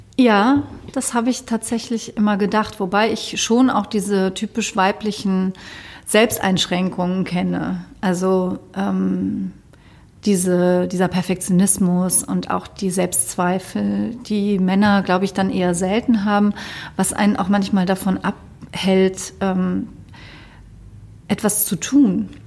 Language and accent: German; Cologne, North Rhine-Westphalia, Germany; bei uns in Köln